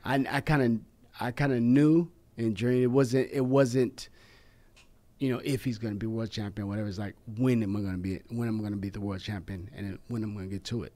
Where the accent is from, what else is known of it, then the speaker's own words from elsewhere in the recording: West Coast, United States; I grew up here in the West Coast